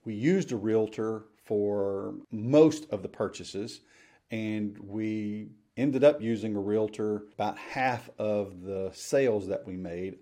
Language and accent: English; Memphis, Tennessee, United States; I grew up in the Memphis area